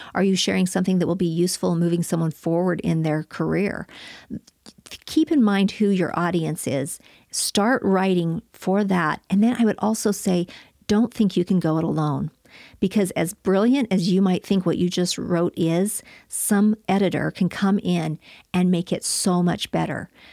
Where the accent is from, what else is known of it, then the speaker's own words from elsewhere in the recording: Flagstaff, Arizona, United States; I was growing up in Flagstaff, Arizona, and I had an idyllic childhood